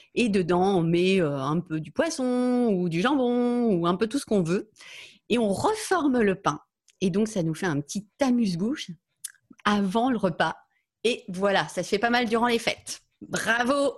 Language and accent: French; France; je suis française